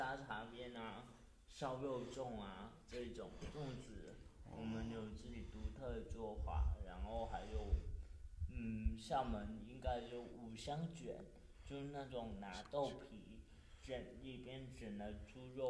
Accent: Zhangzhou, Fujian, China; 应该说，整个福建、整个闽南，闽南人还是挺会弄吃的。我我老家是在漳州嘛

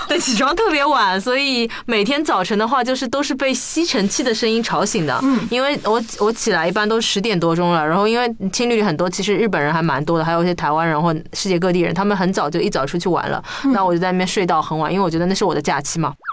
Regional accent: Shanghai, China; 我说上海来的

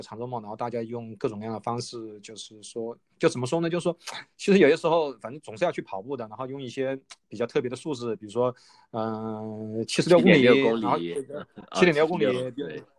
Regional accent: Wuhan, Hubei, China; now in Australia; 就是因为我是武汉人

